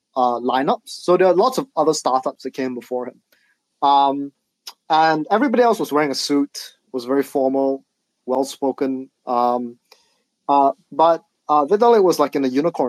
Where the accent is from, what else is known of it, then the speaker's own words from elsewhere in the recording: Singapore; I'm from Singapore, right? And in Singapore, you have to do national service